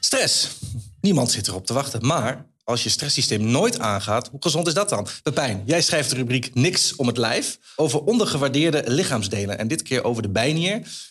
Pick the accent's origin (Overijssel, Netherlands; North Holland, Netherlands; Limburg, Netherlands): Overijssel, Netherlands; Enschede; Ik in Enschede